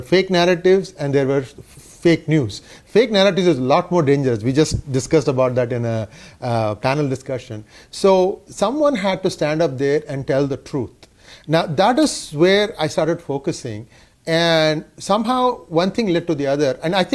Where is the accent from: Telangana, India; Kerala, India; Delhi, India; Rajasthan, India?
Telangana, India; Hyderabad; also born or lived in Chennai; I grew up in Hyderabad